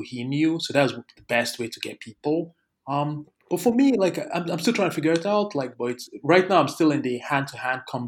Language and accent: English; Lagos, Nigeria; moved away; So I grew up in Lagos and I actually grew up in one of the poorest parts of Lagos